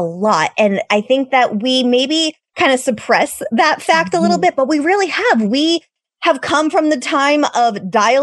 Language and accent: English; Massachusetts, United States; moved away as an adult; now in California, United States; I am from Massachusetts. I moved out to California 11 years ago with my high school sweetheart